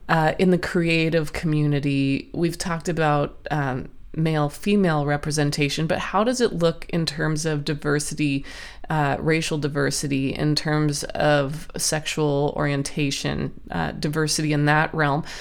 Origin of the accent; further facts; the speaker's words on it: Canada; Uh, I'm from Canada originally